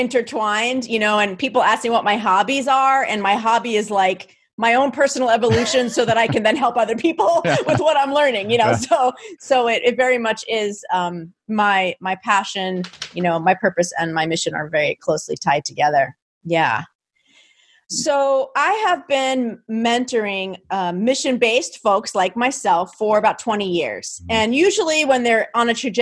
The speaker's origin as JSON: {"language": "English", "region": "New Jersey", "country": "United States", "said": "I'm from New Jersey"}